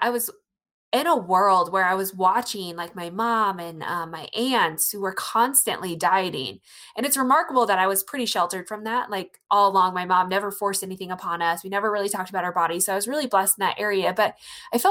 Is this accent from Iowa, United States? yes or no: yes; rural Iowa, United States; I'm from Iowa, rural Iowa